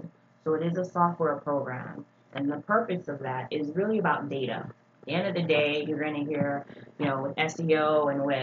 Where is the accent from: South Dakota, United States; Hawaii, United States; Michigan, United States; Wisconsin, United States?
Hawaii, United States; moved away as an adult; now in Dallas, United States; I'm originally from Hawaii. I've been in Dallas for 14 years